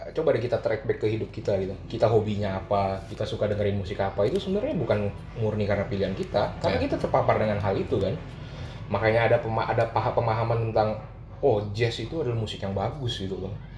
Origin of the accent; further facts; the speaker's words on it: Pontianak, West Kalimantan, Indonesia; now in Jakarta, Indonesia; gue lahir di Kalimantan gitu ya Kalimantan Barat di sebuah kota namanya Pontianak